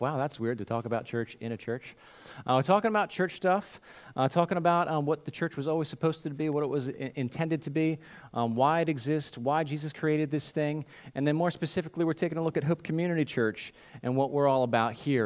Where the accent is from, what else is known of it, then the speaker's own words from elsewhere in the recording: United States; what we do as Christians in America, what we do as modern American Christians